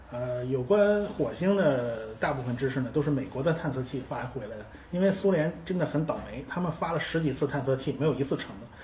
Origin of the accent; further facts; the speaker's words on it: China; 我们中国人